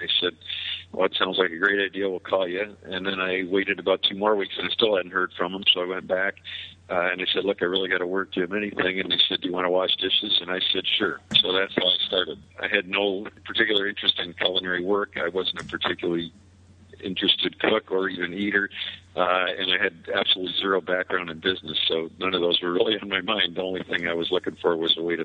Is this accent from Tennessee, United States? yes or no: no; Chicago, Illinois, United States; moved away as an adult; now in Ann Arbor, United States; I grew up in Chicago, which is about 4 hours to the west of Ann Arbor